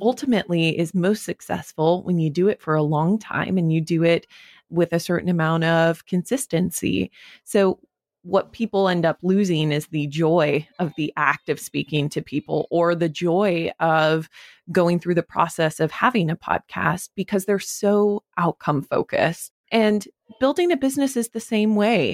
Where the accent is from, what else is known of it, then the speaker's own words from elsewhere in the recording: Wyoming, United States; moved away as an adult; also born or lived in New York, United States; now in Los Angeles, United States; I grew up in Wyoming